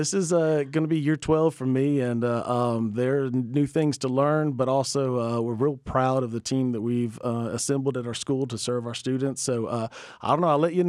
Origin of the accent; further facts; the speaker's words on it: Georgia, United States; I grew up in Middle Georgia had just different aspirations for what I wanted